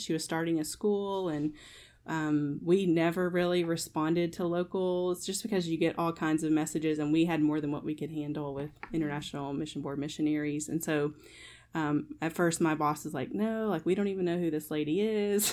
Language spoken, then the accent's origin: English; Kentucky, United States; I am born and raised in Kentucky, so I'm a Wildcat fan